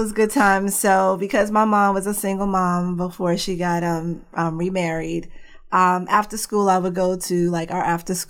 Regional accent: New York City, New York, United States; now in Phoenix, United States; Yeah, so born and raised in the Bronx. I have two older brothers. I'm the only girl and the youngest.

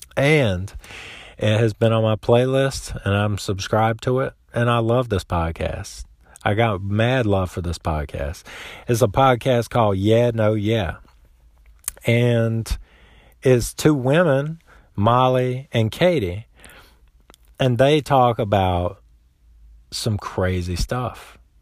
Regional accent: South Central Florida, United States; I grew up in South Central Florida

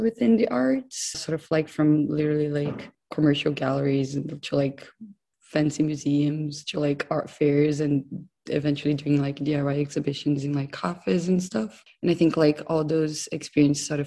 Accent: Brazil; moved away as an adult; also born or lived in Los Angeles, United States / London, United Kingdom; now in Newcastle, United Kingdom; I'm originally from Brazil. I'm now based in Newcastle

